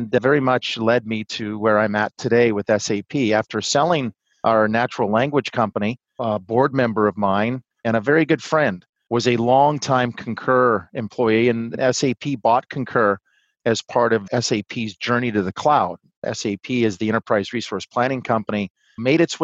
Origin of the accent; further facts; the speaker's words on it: Montana, United States; I'm originally from Montana